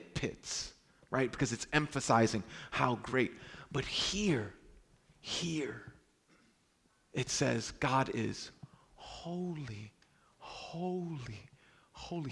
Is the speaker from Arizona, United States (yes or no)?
no; New York City, New York, United States; I'm from Brooklyn